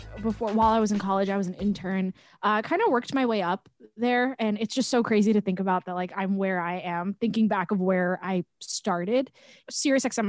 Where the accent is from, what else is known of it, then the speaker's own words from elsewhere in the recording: Long Island, New York, United States; I grew up on Long Island, which is about 45 minutes away from New York City